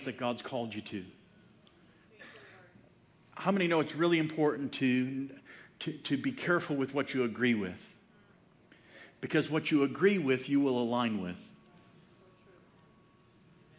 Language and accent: English; Chicago, Illinois, United States; now in Franklin, United States; I grew up in Chicago